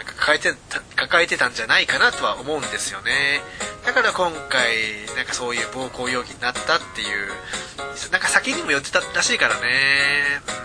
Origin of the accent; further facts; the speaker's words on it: Saitama, Japan; 埼玉育ち